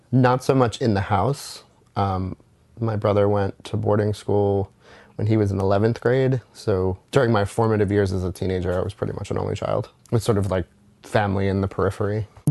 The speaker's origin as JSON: {"language": "English", "town": "West Chester", "region": "Pennsylvania", "country": "United States", "tie": "born or raised there", "also_born_or_lived": "New Orleans / Jersey City", "moved": "yes", "said": "I grew up 45 minutes outside of Philadelphia in a town called Westchester, Pennsylvania"}